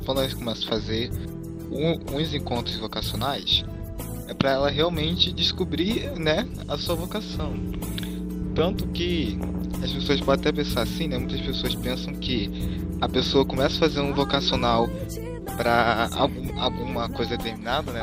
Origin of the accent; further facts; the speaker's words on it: Rio de Janeiro, Brazil; also born or lived in Nova Friburgo; da Diocese de Nova Friburgo, Rio de Janeiro. Sim, sou carioca